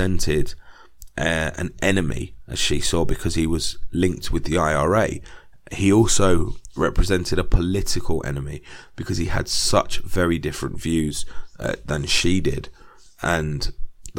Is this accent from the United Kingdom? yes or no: yes; England, United Kingdom; I am British, I am English